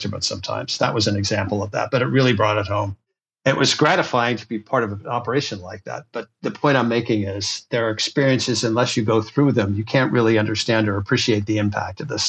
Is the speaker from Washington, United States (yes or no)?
yes; Seattle, Washington, United States; I was born and raised in the Seattle area